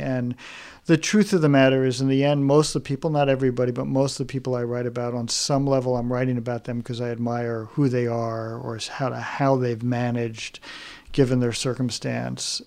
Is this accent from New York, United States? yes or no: yes; New York, United States; moved away; also born or lived in Chicago; growing up in New York